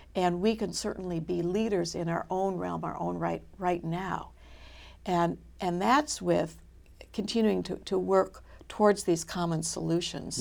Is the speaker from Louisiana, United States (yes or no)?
no; Minnesota, United States; moved away; also born or lived in Michigan / Boston; I'm from Minnesota.